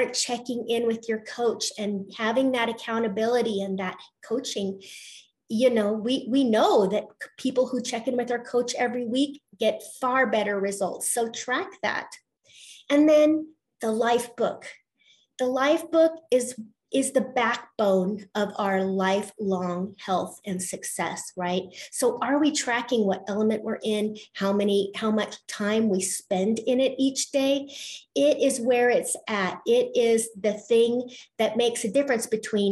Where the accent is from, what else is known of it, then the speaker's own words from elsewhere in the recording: Colorado, United States; I'm from Colorado